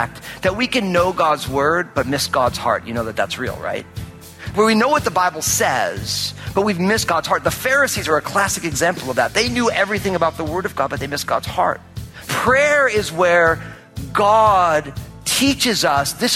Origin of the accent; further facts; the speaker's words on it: New Jersey, United States; now in Pacific Northwest, United States; I was born and raised in Jersey